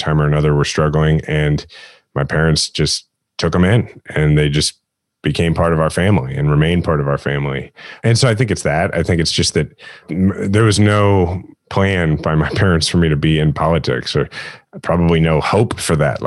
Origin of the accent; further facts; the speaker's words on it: Midwest, United States; growing up in the Midwest and having sort of that Midwestern point of view